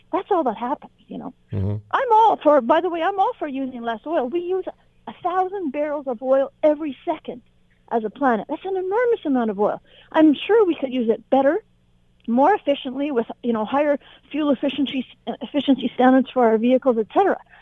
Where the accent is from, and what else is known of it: Canada